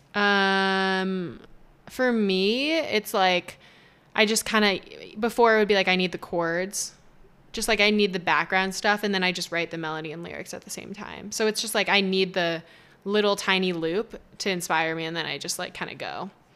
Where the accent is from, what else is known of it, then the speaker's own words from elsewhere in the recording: Las Vegas, Nevada, United States; also born or lived in Toronto; I'm from Vegas, born and raised, and I'm back.